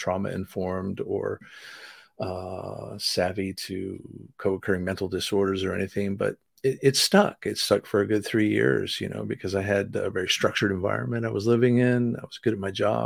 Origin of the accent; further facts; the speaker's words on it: Asheville, North Carolina, United States; now in Raleigh, United States; I was raised in Asheville, North Carolina, which is in the mountains